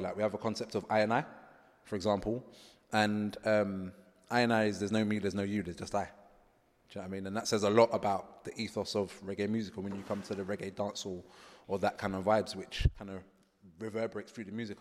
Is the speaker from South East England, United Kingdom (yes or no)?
no; London, United Kingdom; I'm a Rasta man, growing up in London, eh, from an Afro-Caribbean background